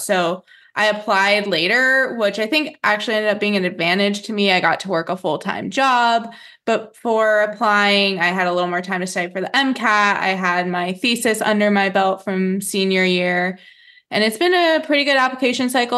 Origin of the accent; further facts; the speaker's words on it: New Mexico, United States; I grew up in New Mexico